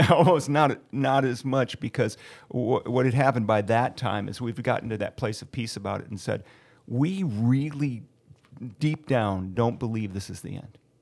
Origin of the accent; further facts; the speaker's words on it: Ohio, United States; moved away; I'm originally from Ohio